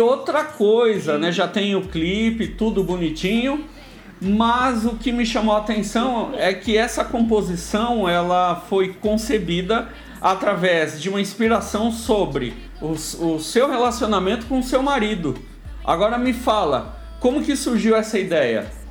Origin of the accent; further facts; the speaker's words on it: Brazil; nós como brasileiros músicos